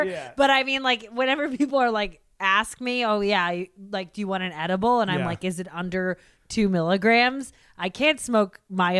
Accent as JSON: {"language": "English", "town": "Seattle", "region": "Washington", "country": "United States", "tie": "born or raised there", "moved": "yes", "lives_now": "Los Angeles, United States", "said": "growing up in Seattle, slightly post grunge"}